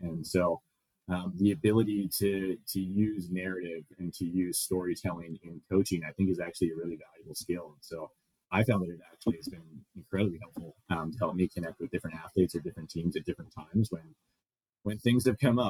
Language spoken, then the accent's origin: English; Los Angeles, California, United States; moved away as an adult; now in Grand Forks, United States; I grew up, like I mentioned, I grew up in Los Angeles